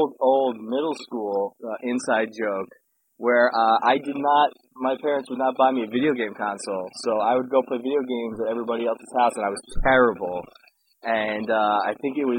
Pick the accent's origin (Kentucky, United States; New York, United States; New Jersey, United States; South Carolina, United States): New Jersey, United States; Glen Rock; moved away as an adult; also born or lived in Amherst, Massachusetts; what's your hometown? Glen Rock, New Jersey.